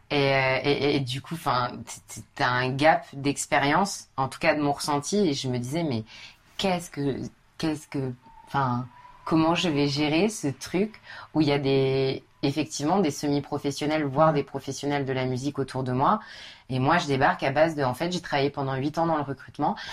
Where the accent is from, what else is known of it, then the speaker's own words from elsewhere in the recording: Paris, Île-de-France, France; je suis parisienne